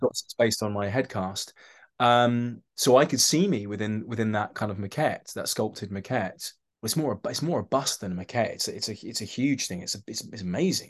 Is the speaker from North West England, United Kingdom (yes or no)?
no; London, United Kingdom; I'm from London